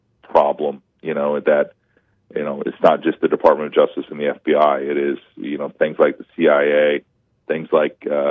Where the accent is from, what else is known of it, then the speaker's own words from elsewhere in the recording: Iowa, United States; my home state Senator Chuck Grassley